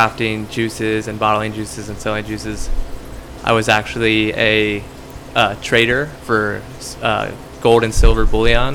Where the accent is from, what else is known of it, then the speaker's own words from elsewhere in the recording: Lancaster, Pennsylvania, United States; also born or lived in San Diego, California; I grew up in the city. I grew up on James Street